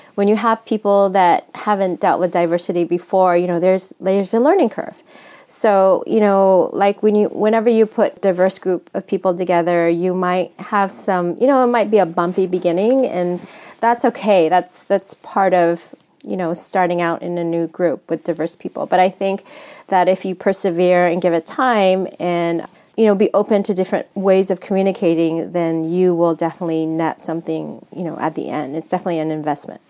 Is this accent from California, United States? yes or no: yes; San Francisco, California, United States; I'm actually born and raised in San Francisco, but my background, I'm my family's from the Philippines.